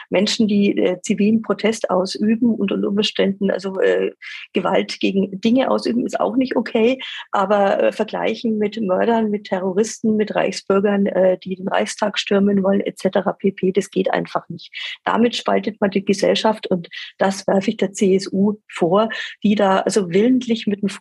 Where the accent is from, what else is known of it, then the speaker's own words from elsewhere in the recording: Nuremberg, Bavaria, Germany; Und für mich als Nürnbergerin ist die Sache natürlich ganz klar.